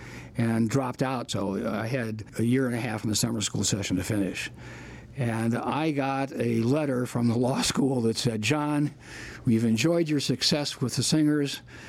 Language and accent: English; Fremont, Nebraska, United States; "Yeah, I'm from Fremont."